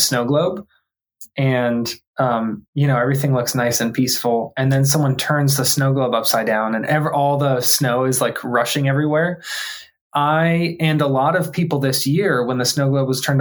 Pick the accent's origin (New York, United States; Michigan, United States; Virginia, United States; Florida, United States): Florida, United States; Tampa; I grew up here in Tampa, Florida